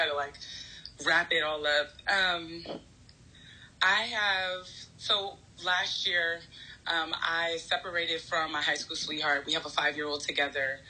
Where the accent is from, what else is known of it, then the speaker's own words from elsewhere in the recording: New York, United States; I'm from New York, I'm the eldest